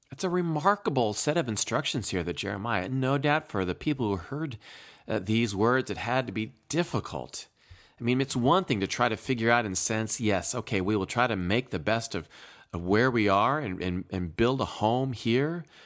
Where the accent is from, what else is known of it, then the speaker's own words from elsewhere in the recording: Eldora, Iowa, United States; moved away; my family made our annual August trip back to my home state of Iowa.